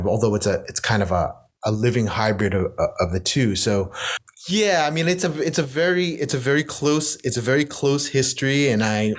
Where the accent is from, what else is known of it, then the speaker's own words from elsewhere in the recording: United States; while I strongly identify as a Filipino American poet, my first language is English. My second language is Spanish. My third language is actually my parents' language, is Ilocano